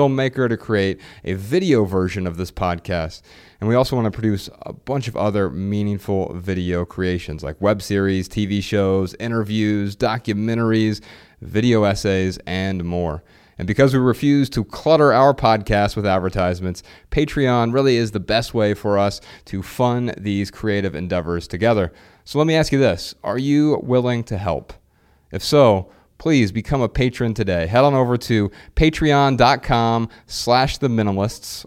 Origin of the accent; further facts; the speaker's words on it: Dayton, Ohio, United States; moved away; We're from Dayton, Ohio originally